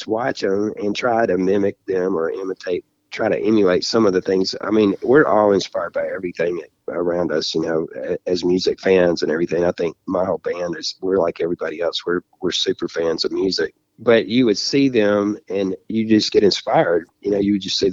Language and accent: English; the Delta, Mississippi, United States; also born or lived in Memphis, Tennessee; I grew up down in the Delta, Mississippi